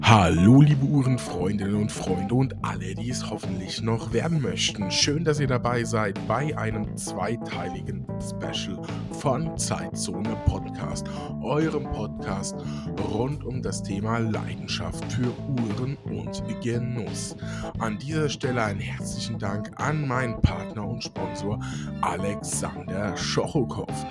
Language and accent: German; Germany; bei uns in Deutschland